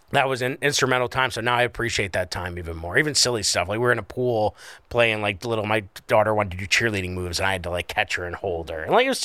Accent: Scranton, Pennsylvania, United States; I grew up in Scranton. I don't even think we had leaves.

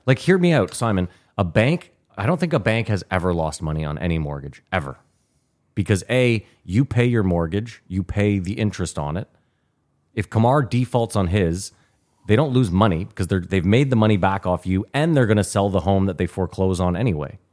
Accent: Canada; now in United States

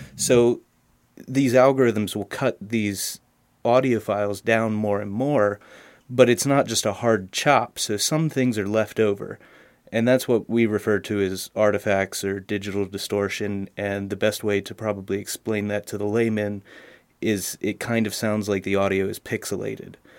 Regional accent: Harrisburg, Pennsylvania, United States; I'm from Harrisburg, Pennsylvania

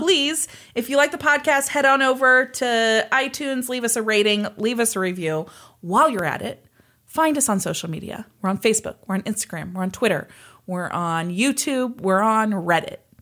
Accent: Kansas side of the Kansas City area, United States; I grew up on the Kansas side

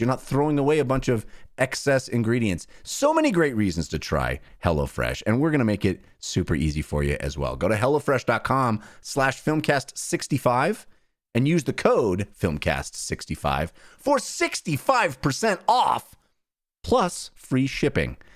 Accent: United States; we Americans

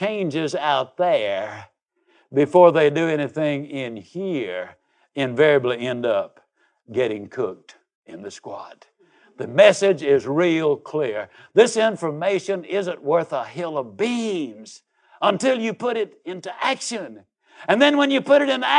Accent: Yazoo City, Mississippi, United States; I was raised down in Yazoo City, Mississippi.

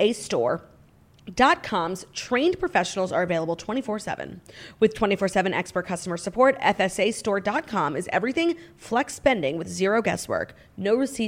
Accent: New York, United States; as a New Yorker

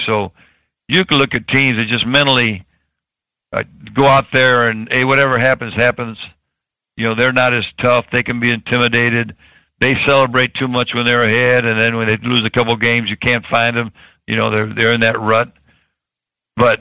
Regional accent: Tampa, Florida, United States; I was born in Tampa

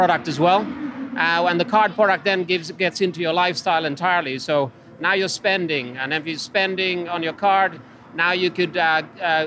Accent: Finland; English is a second language; moved away as an adult; also born or lived in Bordeaux, France / London, United Kingdom / New York, United States; now in Houston, United States; I'm originally from Finland. So it's been a long journey for me. I've traveled around the world ever since I was 21

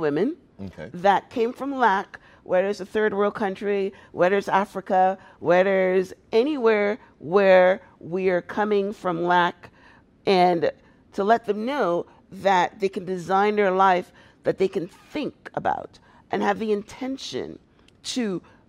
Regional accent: Guyana; moved away as an adult; also born or lived in Toronto, Canada; I was a very successful business person in Toronto, Canada, because that's when I moved. I moved from Guyana to Toronto, and I had a very successful limousine service.

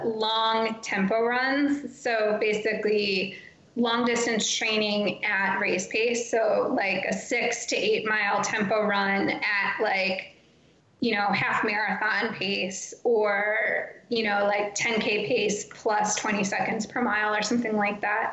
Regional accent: Illinois, United States; I grew up in Illinois

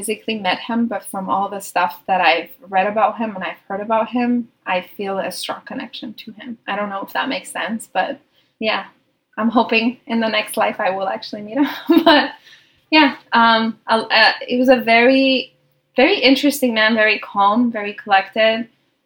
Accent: Tehran, Tehran Province, Iran; moved away as an adult; now in Boston, United States; I grew up in Tehran, Iran, and I moved here by myself when I was 18 to Boston

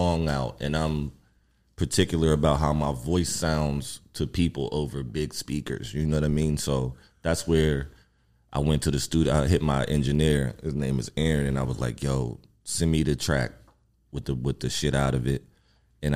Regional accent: Pittsburgh, Pennsylvania, United States; Growing up in Pittsburgh

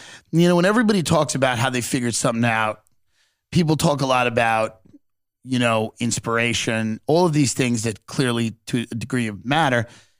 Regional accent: Long Island, New York, United States; I'm from Long Island.

